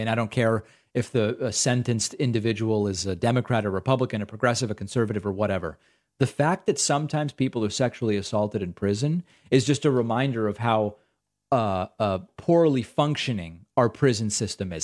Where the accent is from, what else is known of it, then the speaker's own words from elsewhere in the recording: Massachusetts, United States; I grew up in Massachusetts.